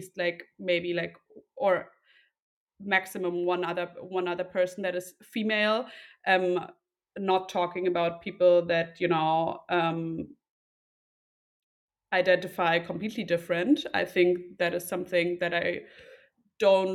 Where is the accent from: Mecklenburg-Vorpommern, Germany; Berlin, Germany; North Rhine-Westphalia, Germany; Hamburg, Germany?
Berlin, Germany; Two siblings, no pets, from Berlin originally